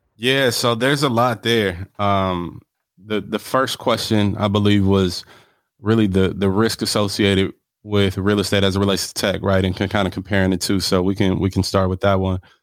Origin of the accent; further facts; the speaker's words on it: Milwaukee, Wisconsin, United States; also born or lived in Los Angeles, California; I'm from Milwaukee, Wisconsin. If you ask me where I claim, it's Milwaukee. That's what raised me